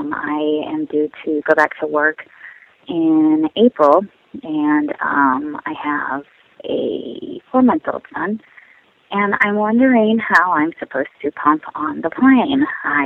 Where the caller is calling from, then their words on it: San Diego, California, United States; I'm calling from San Diego, California, and I am a flight attendant